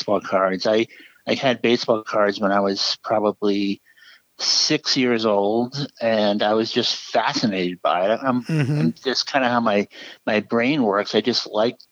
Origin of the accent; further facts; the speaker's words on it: New England, United States; I grew up in New England, and my family, Red Sox fans, my grandparents.